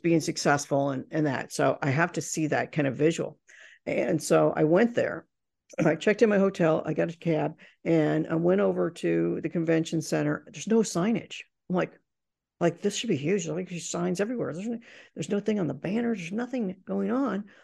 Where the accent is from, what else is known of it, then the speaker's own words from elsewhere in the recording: Indiana, United States; I grew up in Indiana